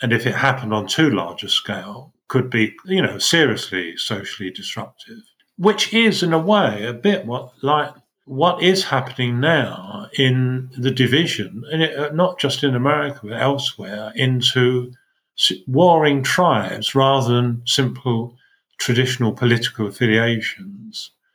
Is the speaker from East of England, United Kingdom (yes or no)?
yes; Essex, East of England, United Kingdom; when I grew up in Essex, we had our own religion